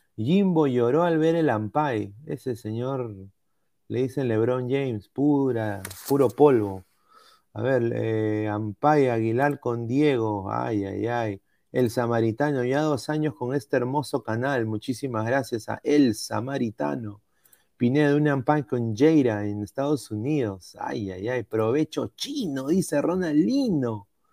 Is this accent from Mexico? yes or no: no; Peru